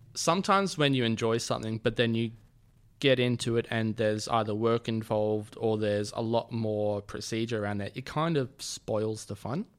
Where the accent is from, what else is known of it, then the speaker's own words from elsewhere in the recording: Sydney, New South Wales, Australia; I grew up in Sydney